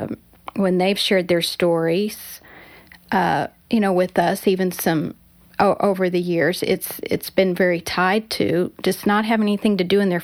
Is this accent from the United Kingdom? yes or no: no; Colorado, United States; moved away as an adult; also born or lived in Southern California; we were in college in Southern California, and I came from Colorado